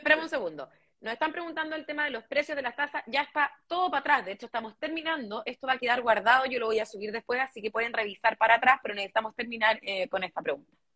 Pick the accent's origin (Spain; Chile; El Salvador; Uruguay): Chile; somos marqueros los chilenos